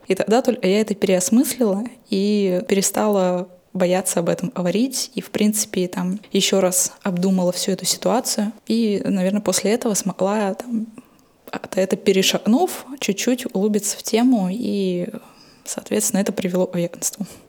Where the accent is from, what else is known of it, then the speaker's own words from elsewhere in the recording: Novokuznetsk, Kemerovo Oblast, Russia; я жила и выросла в Ородиново-Узнец и Эмеровской области, это в Сибири, там, где вот Узбас